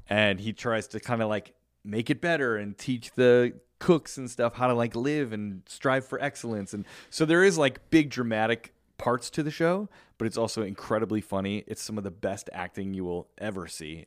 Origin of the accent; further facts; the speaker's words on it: Chicago, Illinois, United States; moved away; growing up in Chicago